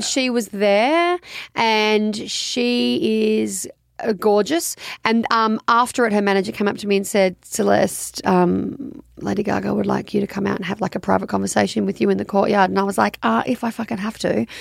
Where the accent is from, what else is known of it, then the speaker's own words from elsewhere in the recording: Australia; I'm Australian